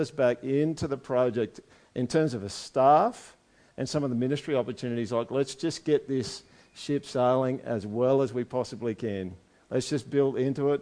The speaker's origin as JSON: {"language": "English", "country": "Australia"}